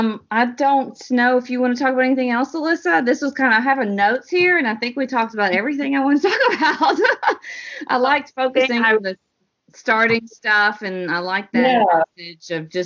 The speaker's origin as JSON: {"language": "English", "town": "Jacksonville", "region": "Florida", "country": "United States", "tie": "born there", "said": "I was born in Jacksonville."}